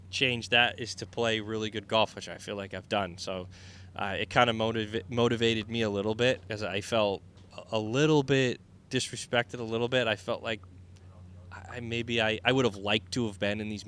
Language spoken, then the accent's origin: English; New England, United States; mean, I think us growing up in New England